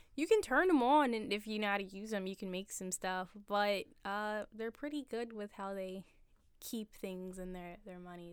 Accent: Upper Darby, Pennsylvania, United States; also born or lived in Philadelphia; I lived in Upper Darby. I went there for, like, the bulk of my life, all the schools and whatnot

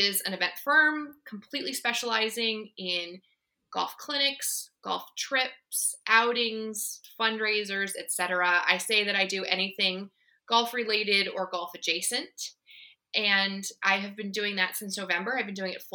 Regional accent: Indiana, United States; moved away as an adult; also born or lived in Alexandria, Virginia; now in Northern Virginia, United States; I was born in Alexandria, but I grew up in Indiana. We moved there when I was 5

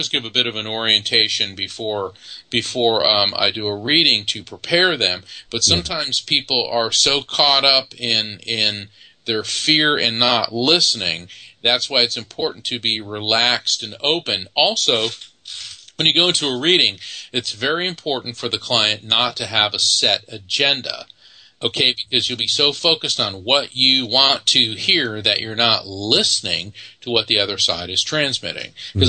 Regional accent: Texas, United States; born there; He goes, that makes no sense, except I was born in Texas.

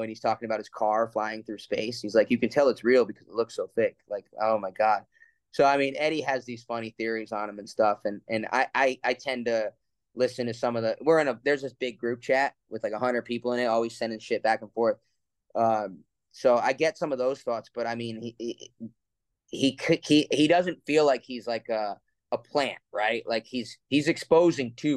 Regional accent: New Jersey, United States; I grew up in New Jersey, right around New York

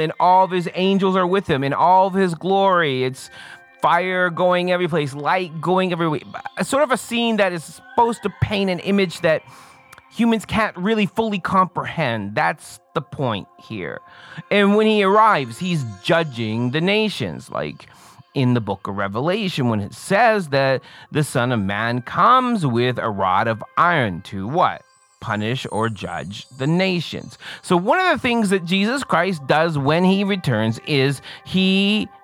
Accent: Canada; I'm Canadian

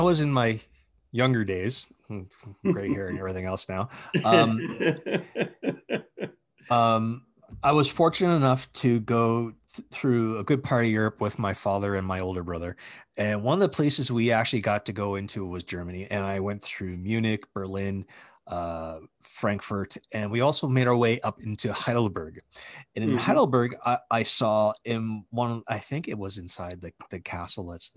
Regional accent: the Maritimes, Canada; growing up in the Maritimes

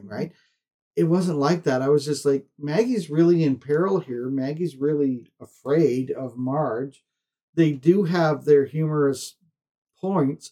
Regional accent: Canada; being a Canadian

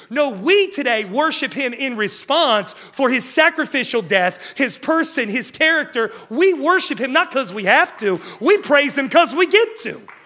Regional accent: West Virginia, United States; I'm from West Virginia

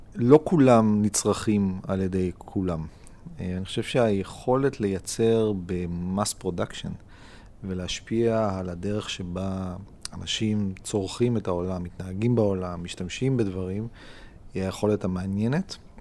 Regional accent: Israel; אני מאוד ישראלי, אני מאוד ציוני

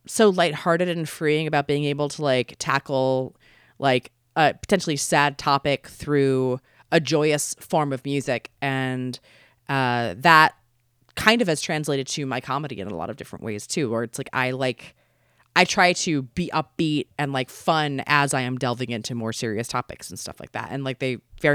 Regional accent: Baltimore, Maryland, United States; moved away as an adult; now in Los Angeles, United States; growing up, I'm from Baltimore originally

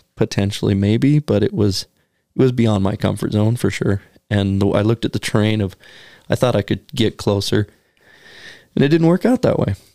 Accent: Oregon, United States; growing up in Oregon, you wouldn't see a blacktail outside of November

